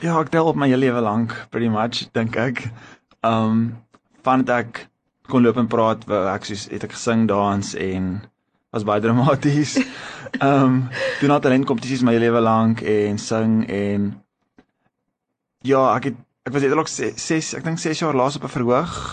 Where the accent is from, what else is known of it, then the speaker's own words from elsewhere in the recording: Stellenbosch, Western Cape, South Africa; also born or lived in Pretoria; ek het basically eintlik in Stellenbosch groot geword